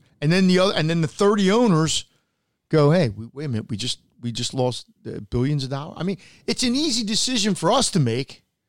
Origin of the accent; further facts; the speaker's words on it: United States; I'm an American.